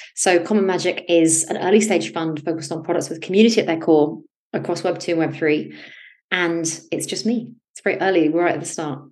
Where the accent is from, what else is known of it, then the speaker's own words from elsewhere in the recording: United Kingdom; also born or lived in United States; I grew up in the West Coast in the UK, in the country, very far from opportunity at the time